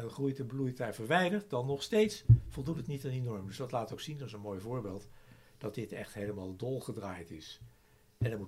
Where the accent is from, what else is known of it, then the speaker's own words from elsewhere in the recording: Malaysia; now in Netherlands; Trouwens, als wij nu dat merken, omdat we uit Maleisië komen.